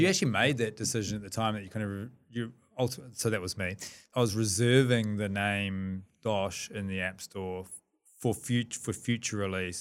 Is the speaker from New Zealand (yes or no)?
yes; New Zealand; we're two Kiwi lads